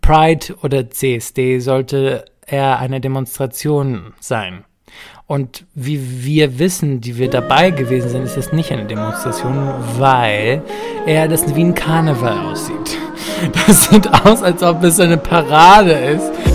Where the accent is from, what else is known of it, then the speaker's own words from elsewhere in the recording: Greece; moved away; mit dem Sohn bin ich auch aufgewachsen in Griechenland